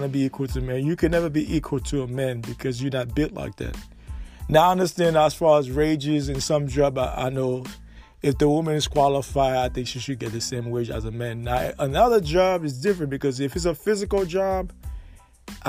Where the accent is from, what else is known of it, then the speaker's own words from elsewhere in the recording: United States; I'm from America